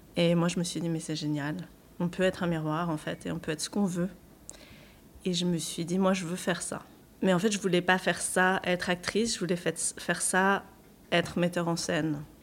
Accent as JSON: {"language": "French", "region": "Normandy", "country": "France", "tie": "born or raised there", "also_born_or_lived": "Paris", "moved": "as an adult", "said": "moi je suis normande, hein, donc j'habitais en Normandie et j'ai voulu quitter la Normandie"}